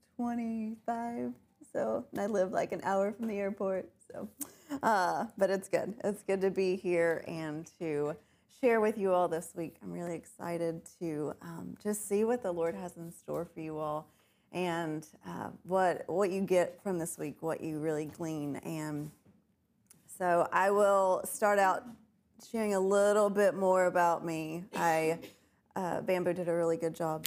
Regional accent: Kentucky, United States; moved away as an adult; also born or lived in North Carolina; I was born and raised in Kentucky

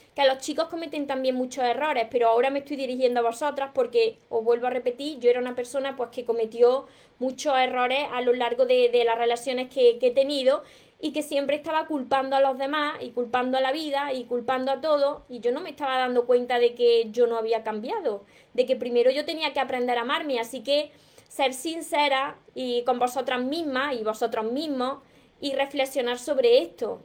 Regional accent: Córdoba, Andalusia, Spain; yo me como la S porque soy cordobesa

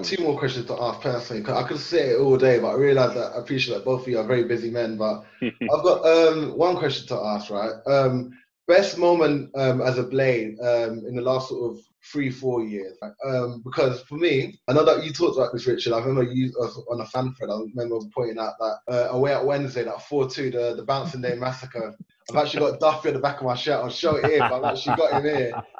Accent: London, United Kingdom; now in Sheffield, United Kingdom; because again, I come up from London, right, and I'm an Arsenal fan.

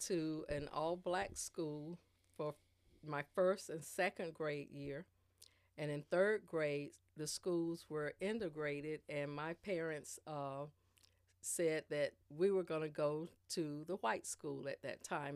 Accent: Spring Lake, North Carolina, United States; also born or lived in Germany / Columbia, South Carolina; I was born here in Spring Lake, well, in Fayetteville, North Carolina. I'm from Spring Lake. Uh, b, been in Spring Lake all my life as a child up into, uh, through college.

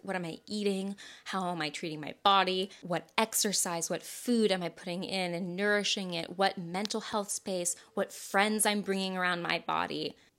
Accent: the South, United States; I'm from the South

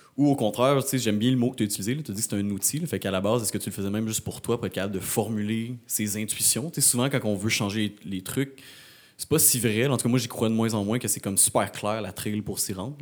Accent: Rimouski, Quebec, Canada

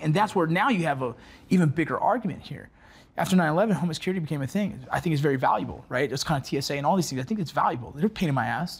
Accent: Los Angeles, California, United States; growing up here in L A.

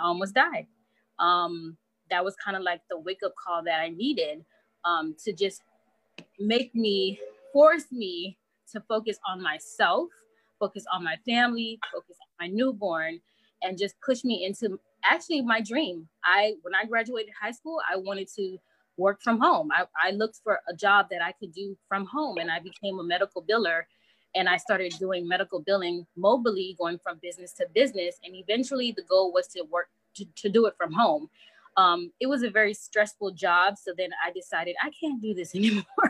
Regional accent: Bahamas; my background is Haitian, so my parents are Haitian, and nice. I'm from the Bahamas

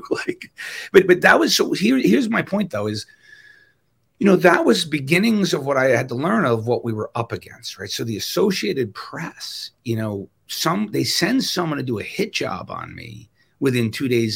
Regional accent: New York, United States; moved away; also born or lived in Wisconsin; I'm from New York

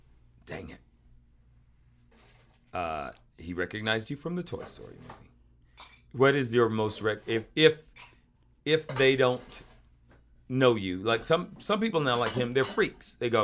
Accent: Fayetteville, Georgia, United States; moved away; also born or lived in Atlanta, Georgia; I was born in Atlanta proper, Elliot. Yep. Grew up in Fayetteville, Georgia.

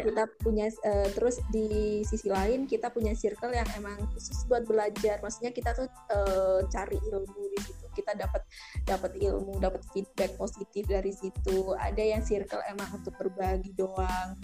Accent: Malang, East Java, Indonesia; moved away as an adult; now in Jakarta, Indonesia; kita dari SM, SMK kan di Malang

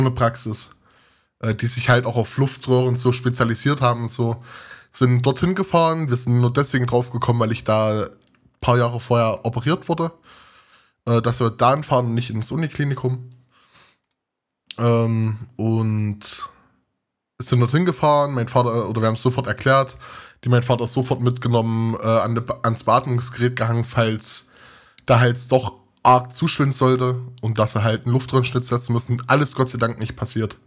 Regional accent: Thuringia, Germany; moved away as an adult; now in Leipzig, Germany; ich komme aus Thüringen und studiere in Sachsen, in Leipzig

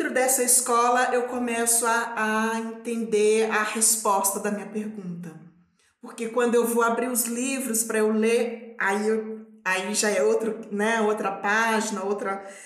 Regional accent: Belo Horizonte, Minas Gerais, Brazil; moved away as an adult; also born or lived in Quilombo Baú, near Araçuaí; now in São Paulo, Brazil; Então eu cresci em Belo Horizonte, trabalhando em casa de família

